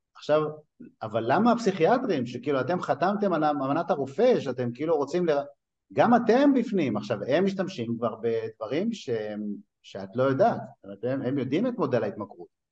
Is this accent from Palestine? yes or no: no; Netanya, Central District, Israel; also born or lived in Tripoli, Libya (ancestry); אני טריפוליטאי מנתניה